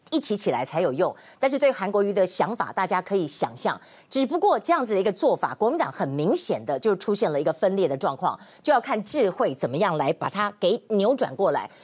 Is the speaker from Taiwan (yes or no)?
yes; Taiwan; 我们台湾人民